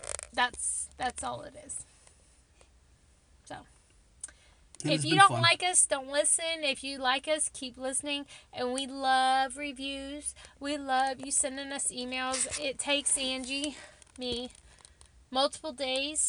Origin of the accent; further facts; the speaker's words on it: Texas, United States; accent: Texas; my Texas accent